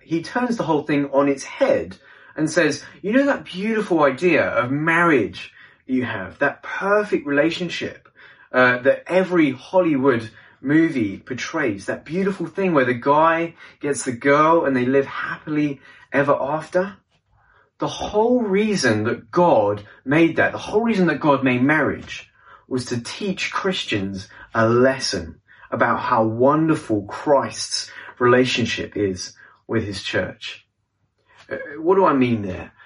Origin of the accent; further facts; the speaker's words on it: London, United Kingdom; I'm from London, England